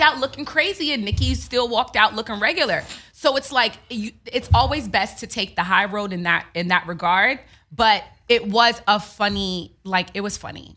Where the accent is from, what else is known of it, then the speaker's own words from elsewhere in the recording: New York, United States; moved away as an adult; I'm from New York.